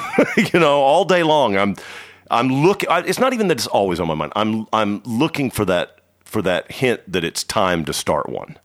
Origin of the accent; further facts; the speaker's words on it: Dallas, Texas, United States; I, I am from Dallas. I grew up in Dallas.